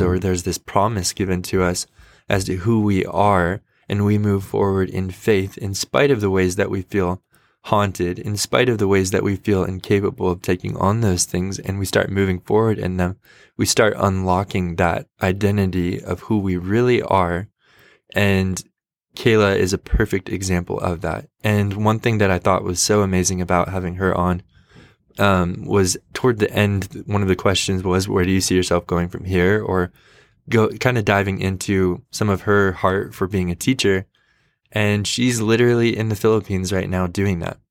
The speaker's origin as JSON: {"language": "English", "country": "United States", "said": "I am a American white guy in my late twenties"}